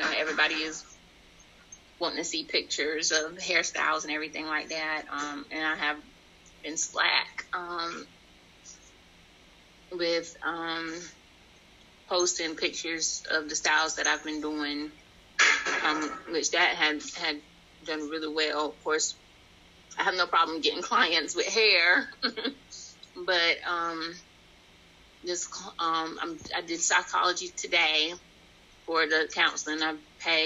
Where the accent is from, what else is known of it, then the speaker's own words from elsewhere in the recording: Robeson County, North Carolina, United States; I'm from Robeson County, Of course, I know more people in Robeson County